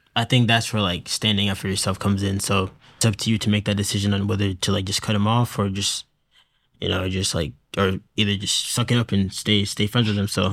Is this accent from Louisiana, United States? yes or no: no; Hingham, Massachusetts, United States; I'm from Hingham, Massachusetts.